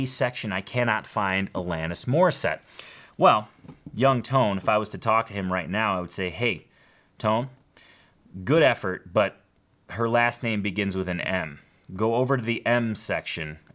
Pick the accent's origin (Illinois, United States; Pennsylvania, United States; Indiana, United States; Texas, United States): Illinois, United States; Schaumburg; this is my hometown, Schaumburg, Illinois